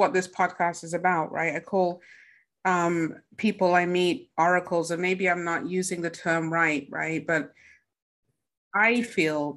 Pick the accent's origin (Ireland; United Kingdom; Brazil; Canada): United Kingdom; England; now in United States; I'm from England